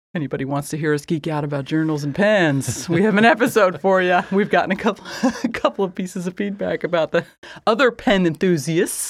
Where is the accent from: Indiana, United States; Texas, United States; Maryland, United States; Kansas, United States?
Indiana, United States; rural; born or raised there